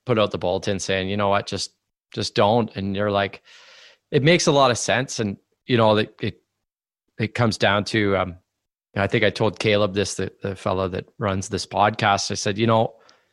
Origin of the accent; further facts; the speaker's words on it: Northern Ontario, Canada; we're both from Northern Ontario. We both skied freestyle in Northern Ontario